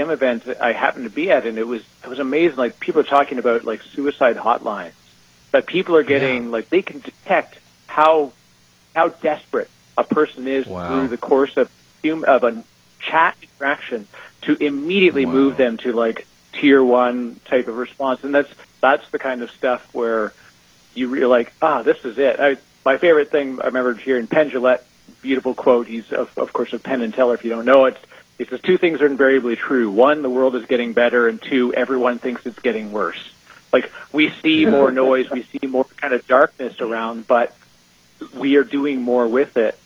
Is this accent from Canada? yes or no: yes; Canada; I'm Canadian, so my English is already a little weird.